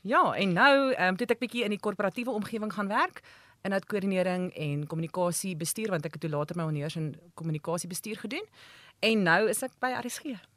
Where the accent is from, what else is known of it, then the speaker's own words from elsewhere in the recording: Standerton, Mpumalanga, South Africa; moved away as an adult; also born or lived in Pretoria; Maar ek kom van Mpumalanga af. Ek het groot geword op Standerton.